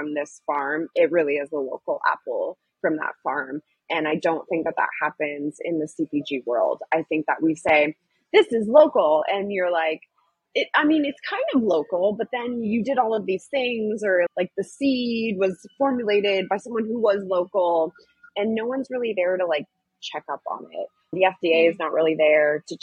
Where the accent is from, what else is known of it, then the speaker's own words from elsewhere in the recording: San Diego, California, United States; moved away as an adult; also born or lived in San Francisco; I'm from San Diego area